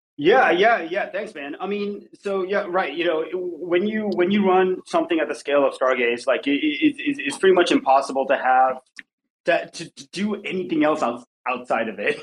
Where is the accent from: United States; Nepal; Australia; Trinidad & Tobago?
United States; New Jersey; also born or lived in Southampton, United Kingdom; now in New York City, United States; then we moved to New Jersey, and that's kind of where I grew up most of my life, most of my child, most of my childhood, uh, going to middle school mm. and uh, high school